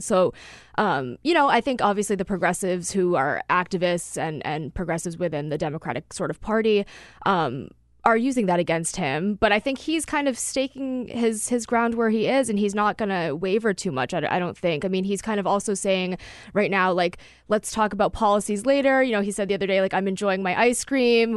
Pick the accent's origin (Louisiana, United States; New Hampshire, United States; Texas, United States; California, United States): New Hampshire, United States; I'm from New Hampshire